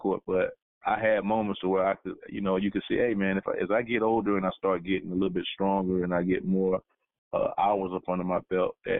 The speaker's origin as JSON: {"language": "English", "town": "Orlando", "region": "Florida", "country": "United States", "said": "I'm from Orlando"}